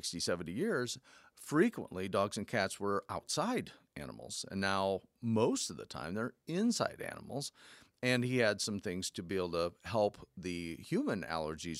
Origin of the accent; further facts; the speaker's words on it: Fort Wayne, Indiana, United States; I'm from Fort Wayne